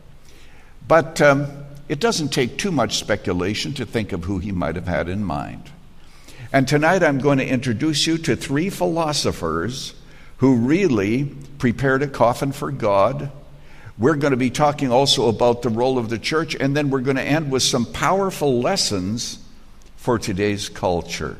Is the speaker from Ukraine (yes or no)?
no; Canada; moved away as an adult; When I was growing up in Canada